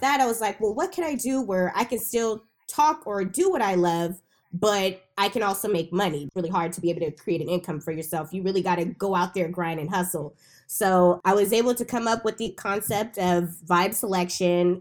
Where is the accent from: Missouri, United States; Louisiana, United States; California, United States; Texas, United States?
California, United States; Bay Area; I was born and raised in the Bay Area